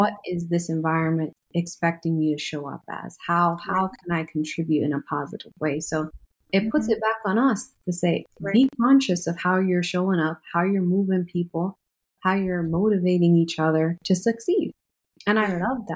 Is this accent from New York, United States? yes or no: yes; New York City, New York, United States; moved away as an adult; now in North Carolina, United States; I'm originally from New York City, but I've been in North Carolina since 2018